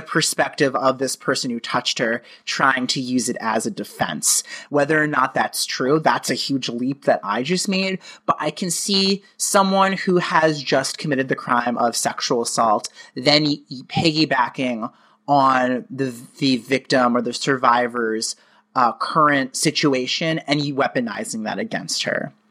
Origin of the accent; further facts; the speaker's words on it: Connecticut, United States; moved away as an adult; now in New York, United States; I grew up in Connecticut, but New York has sort of just been kind of my surrogate